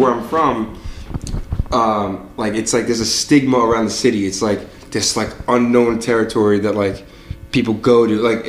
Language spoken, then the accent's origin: English; Long Island, New York, United States; I grew up on Long Island, but like I've always been around the city.